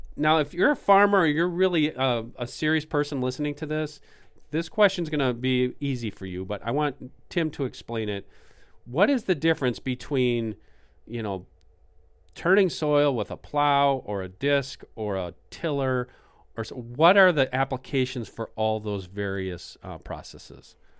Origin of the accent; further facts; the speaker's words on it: Canada; accent: Canadian; It's my Canadian accent